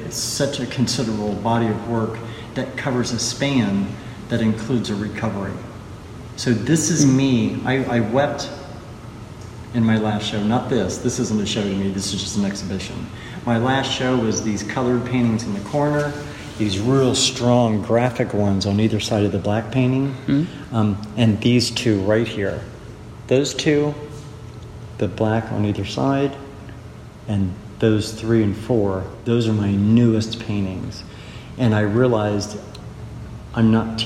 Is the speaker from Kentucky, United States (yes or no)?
no; Dayton, Ohio, United States; I'm from Ohio